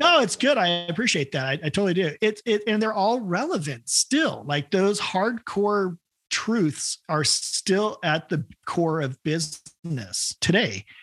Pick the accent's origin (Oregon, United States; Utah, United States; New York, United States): Oregon, United States; Salem; I grew up in Salem, Oregon